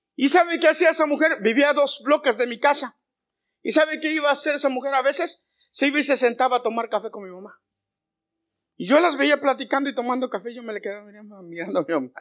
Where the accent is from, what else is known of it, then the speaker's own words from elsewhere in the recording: Mexico; yo soy muy mexicano a la antigua